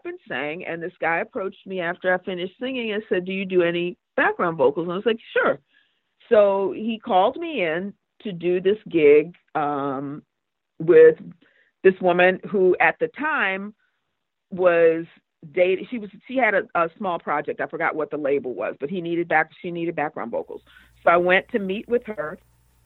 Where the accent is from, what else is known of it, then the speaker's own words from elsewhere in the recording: Washington, District of Columbia, United States; now in Los Angeles, United States; I'm originally from Washington, D.C., and I had moved out to L.A.